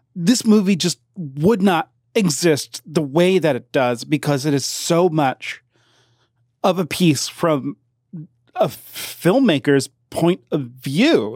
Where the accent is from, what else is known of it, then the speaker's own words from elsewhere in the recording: Northeast Oklahoma, United States; I grew up in Northeast Oklahoma